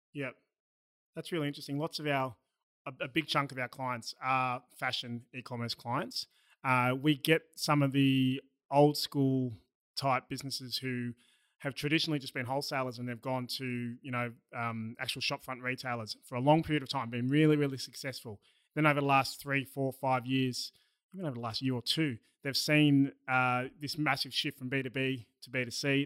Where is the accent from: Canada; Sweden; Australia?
Australia; accent: Australian; my Australian accent